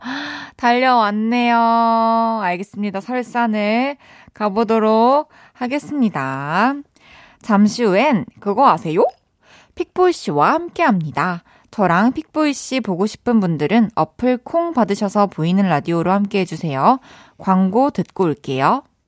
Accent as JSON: {"language": "Korean", "region": "Daegu", "country": "South Korea", "tie": "born or raised there", "moved": "yes", "said": "저의 고향 대구."}